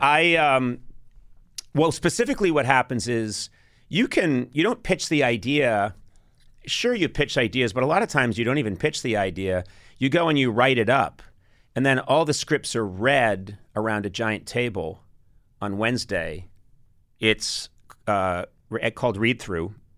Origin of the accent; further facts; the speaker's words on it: United States; born and raised in America